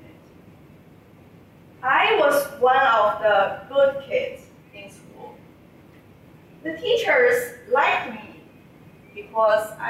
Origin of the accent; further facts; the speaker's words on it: China; moved away; I learned growing up in China.